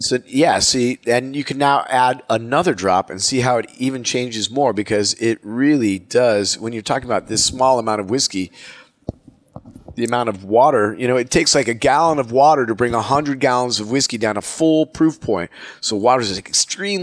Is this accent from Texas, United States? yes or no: no; Oregon, United States; I grew up in Oregon.